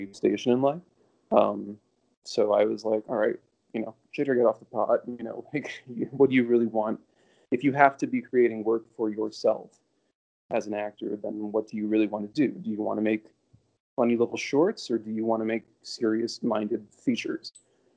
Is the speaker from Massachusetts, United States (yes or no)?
no; Davie, Florida, United States; moved away as an adult; also born or lived in Brooklyn, New York; now in New York City, United States; I grew up in Davie, Florida, which is in Broward County, a little bit above Dade, Miami.